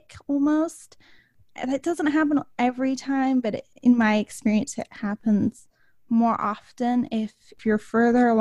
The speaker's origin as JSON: {"language": "English", "region": "England", "country": "United Kingdom", "tie": "born or raised there", "moved": "yes", "said": "I grew up in England, so manners were extremely important to my family"}